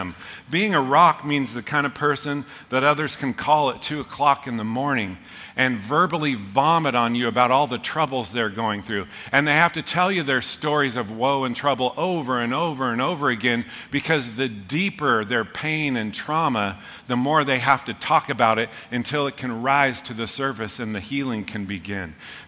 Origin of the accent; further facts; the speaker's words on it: Pleasant Hill, United States; I grew up in Pleasant Hill